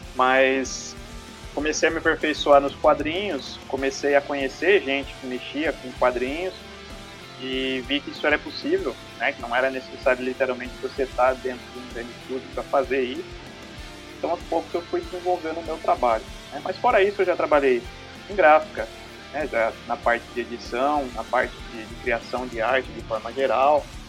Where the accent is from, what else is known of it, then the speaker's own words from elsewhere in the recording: Boituva, São Paulo, Brazil; eu sou daqui de Boituva, né? Cidade do interior aqui de São Paulo.